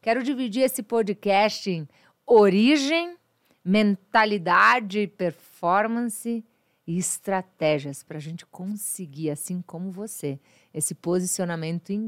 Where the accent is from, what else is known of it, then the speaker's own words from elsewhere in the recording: Uberlândia, Minas Gerais, Brazil; moved away; eu sou de Minas Gerais, Uberlândia, Minas